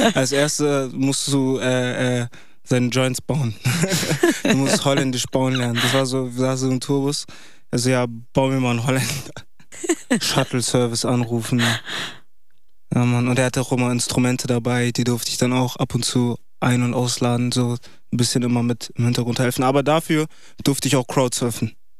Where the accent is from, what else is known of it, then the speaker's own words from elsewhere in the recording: Bremen, Germany; Ich komme aus Bremen